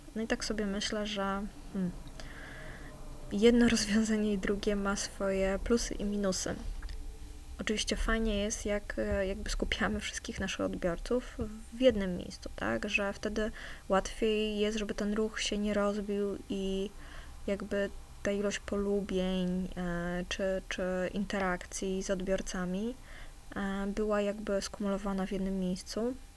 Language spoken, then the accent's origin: Polish; Warsaw, Masovian Voivodeship, Poland; bo jestem z Warszawy